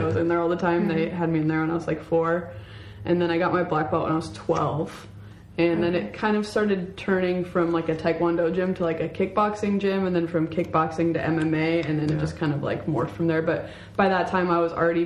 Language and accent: English; Snohomish, Washington, United States; I grew up in Snohomish, Washington